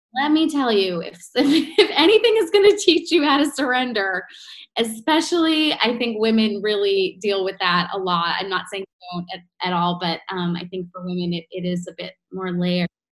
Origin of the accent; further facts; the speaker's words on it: New York, United States; being a New Yorker